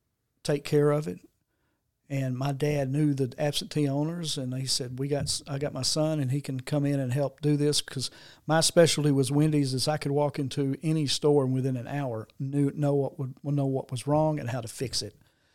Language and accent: English; Jonesboro, Arkansas, United States; I was always been in Jonesboro. I was born and raised in Jonesboro.